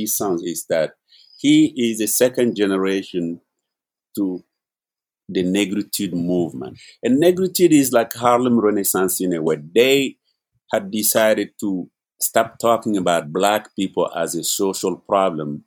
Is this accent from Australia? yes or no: no; Mali; now in New York, United States; I am originally from Mali